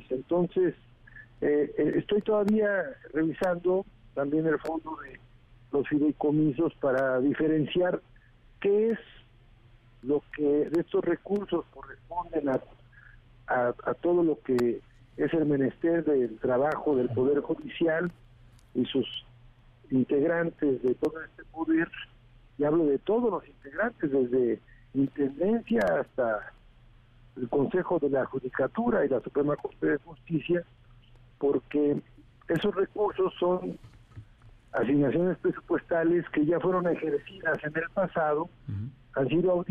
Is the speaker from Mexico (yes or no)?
yes; Mexico; que somos todos los mexicanos que estamos buscando justicia.